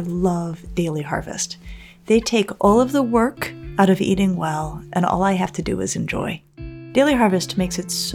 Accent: Colorado, United States; I grew up in Colorado in the 80s

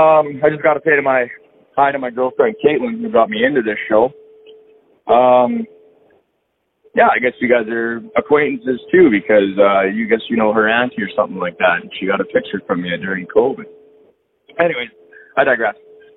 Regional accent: Alberta, Canada; I'm from Alberta.

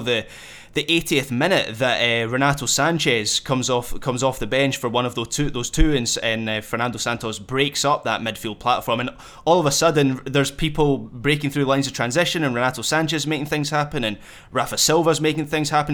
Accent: Scotland, United Kingdom; as a Scot

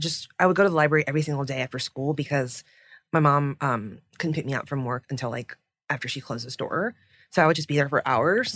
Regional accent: United States; as a child of immigrants because, you know, growing up in America

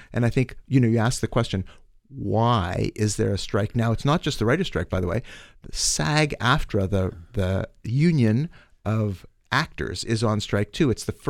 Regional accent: Winnipeg, Manitoba, Canada; I grew up in Winnipeg.

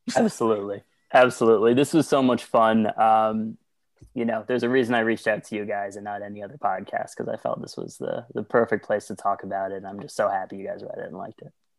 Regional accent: Washington, District of Columbia, United States; moved away; I'm actually from D C originally, uh, born and raised throughout my entire childhood

